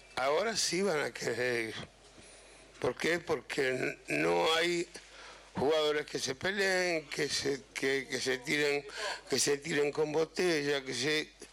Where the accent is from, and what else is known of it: Argentina; moved away